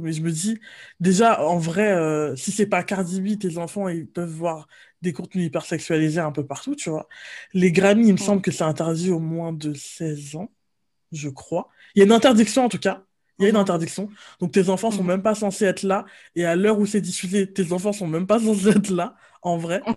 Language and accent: French; France; on est français